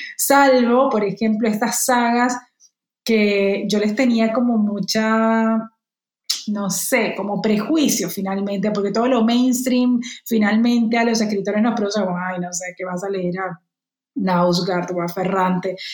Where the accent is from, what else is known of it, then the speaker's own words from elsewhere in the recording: Cartagena, Bolívar, Colombia; moved away; Ahora que no vivo allí, que no tengo un mar cerca, o sí tengo un mar cerca, pero que es un mar mucho peor, digamos, y un mar que, no me produce los sentimientos que sí me produce el de mi tierra